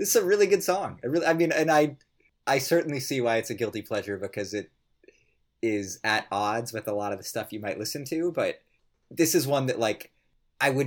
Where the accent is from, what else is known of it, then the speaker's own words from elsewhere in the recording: Colorado, United States; I'm from Colorado